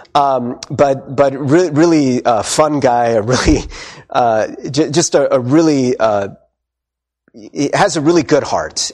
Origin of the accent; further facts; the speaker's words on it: United States; we went as Korean American